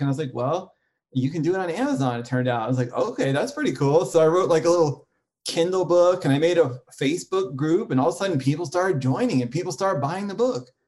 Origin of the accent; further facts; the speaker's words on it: New York, United States; I grew up in New York and my family were like New York intellectuals